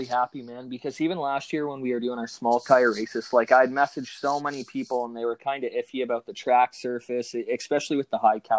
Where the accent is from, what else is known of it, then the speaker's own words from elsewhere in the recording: St. Thomas, Ontario, Canada; I grew up in St. Thomas there